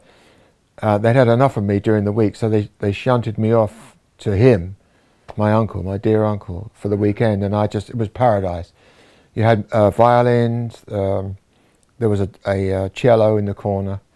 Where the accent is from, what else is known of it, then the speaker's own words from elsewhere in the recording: Wallington, London, United Kingdom; I was born in Wallington, in Surrey, in 1944